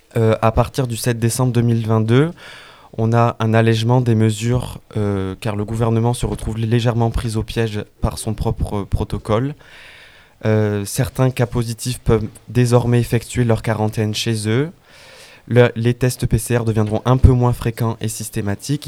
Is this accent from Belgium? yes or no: no; France; nous en tant que Français